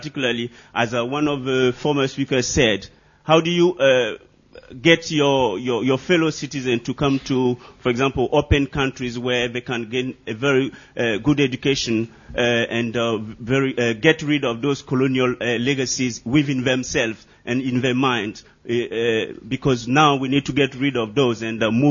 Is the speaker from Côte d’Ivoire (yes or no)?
yes; Côte d’Ivoire; I'm from the Ivory Coast, formerly called the Ivory Coast, but now it's Côte d'Ivoire.